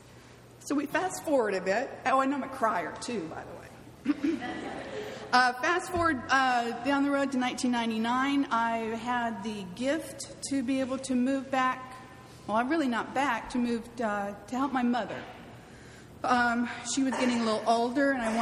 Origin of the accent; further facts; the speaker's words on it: California, United States; moved away as an adult; also born or lived in Mobile, Alabama; I'm from California. I drink soda. I drive on a freeway.